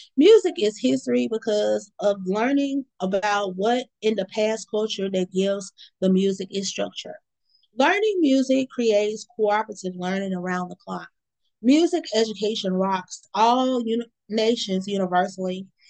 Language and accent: English; Mississippi, United States; also born or lived in Baton Rouge, Louisiana; my hometown area in Mississippi